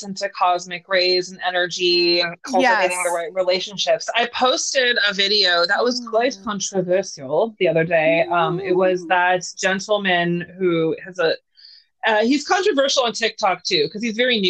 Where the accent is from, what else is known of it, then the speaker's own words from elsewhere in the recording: Northern California, United States; I'm like from Northern California, which is like right by Mount Shasta